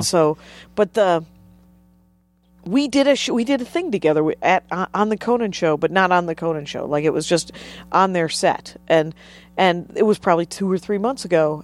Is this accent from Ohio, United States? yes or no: no; Wisconsin, United States; moved away as an adult; also born or lived in Minneapolis; now in Los Angeles, United States; I grew up in Wisconsin and started doing stand-up in Wisconsin